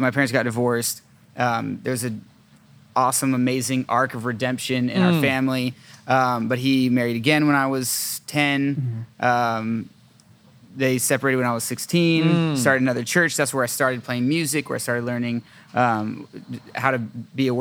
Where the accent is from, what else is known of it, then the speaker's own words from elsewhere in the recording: Thousand Oaks, California, United States; moved away; I am from Thousand Oaks, California